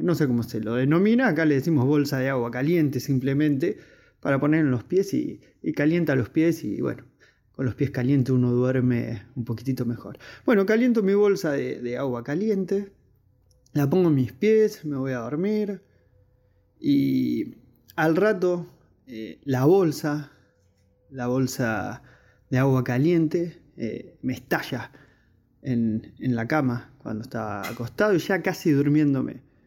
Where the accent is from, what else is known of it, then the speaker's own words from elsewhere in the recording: Berisso, Buenos Aires Province, Argentina; soy de Argentina, de la localidad de Berizo